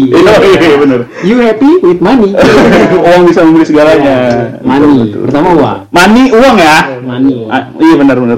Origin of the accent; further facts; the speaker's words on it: Yogyakarta, Special Region of Yogyakarta, Indonesia; Karena uh, pertama gue orang Jogja.